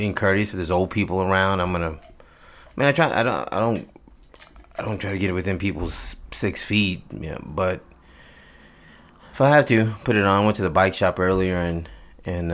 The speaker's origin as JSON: {"language": "English", "region": "Texas", "country": "United States", "said": "I'm from Texas"}